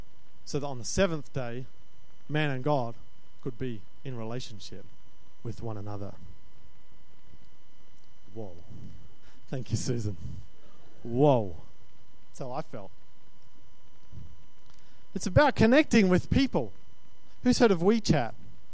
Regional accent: Australia; I'm Australian. There's an Australian that says that.

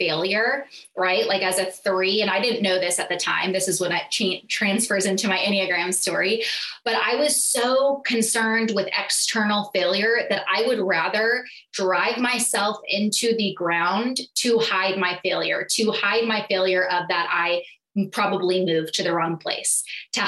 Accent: California, United States; moved away as an adult; also born or lived in Southeast Missouri; So I moved from California to Missouri, which was beyond a culture shock for me

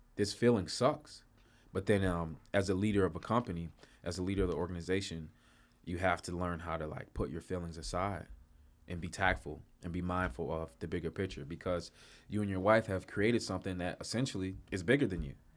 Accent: Chicago, Illinois, United States; moved away; I'm from Chicago originally

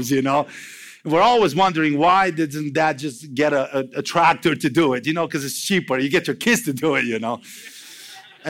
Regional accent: Romania; English is a second language; moved away; I'm from Romania

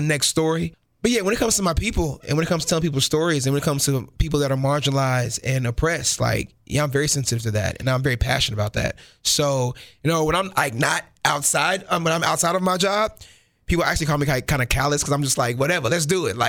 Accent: Kansas City, Missouri, United States; they're kind of a big family. They're everywhere in this city

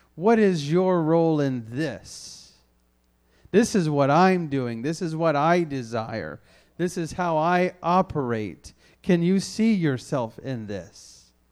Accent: the South, United States; I grew up in the South where there was a church on every corner

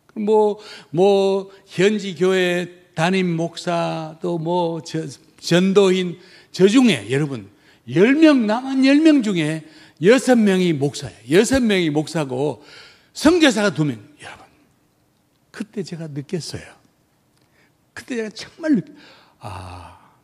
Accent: South Korea; moved away as an adult; 나 한국 사람이야

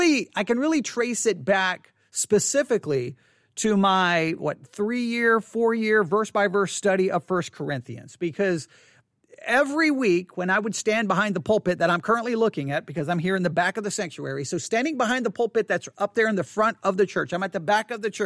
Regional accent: Buffalo Gap, Texas, United States; I can remember I grew up in Buffalo Gap, Texas, and right there, like you walked across the street from my house, there was like an older house

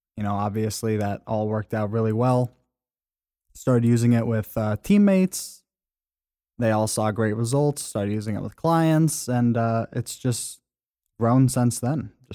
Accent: California, United States; I'm originally from California, moved out east, upstate New York area.

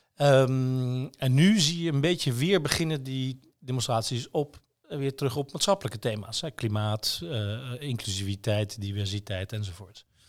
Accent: Netherlands; als Nederlanders

